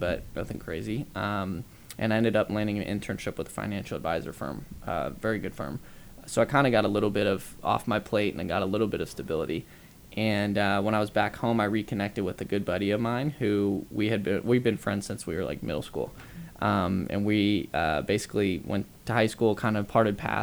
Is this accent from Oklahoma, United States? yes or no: no; Dallas, Texas, United States; moved away as an adult; also born or lived in Lubbock, Texas; Dallas, Texas. We're from Dallas, Texas.